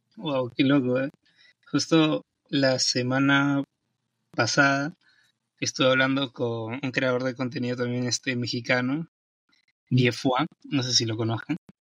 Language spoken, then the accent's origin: Spanish; Peru; yo soy de Perú